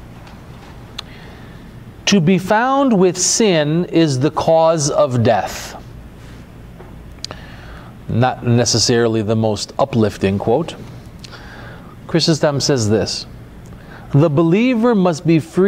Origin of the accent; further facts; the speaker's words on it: United States; I grew up in America